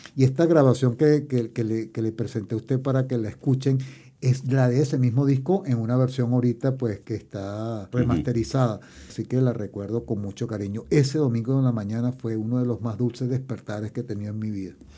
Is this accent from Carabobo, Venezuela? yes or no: no; Barquisimeto, Lara, Venezuela; moved away as an adult; also born or lived in England; now in Chile; yo nací en Venezuela, pero mi familia es europea, mi padre era italiano y mi madre española